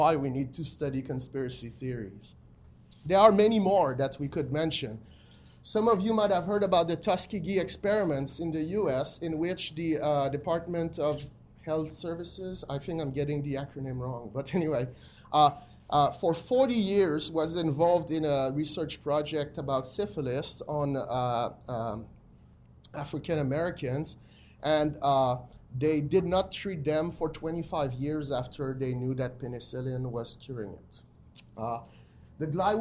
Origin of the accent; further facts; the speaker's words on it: Quebec City, Quebec, Canada; I'm from Quebec City